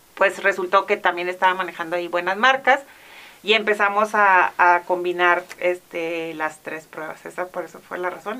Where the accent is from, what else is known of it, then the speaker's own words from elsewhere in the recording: Mexico; como mexicanos también tenemos